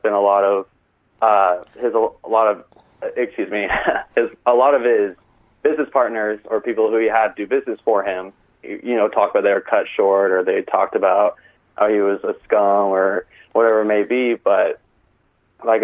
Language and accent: English; California, United States; moved away as an adult; now in Tempe, United States; I'm born and raised in California, but currently I'm attending Arizona State. So I'm in Tempe, Arizona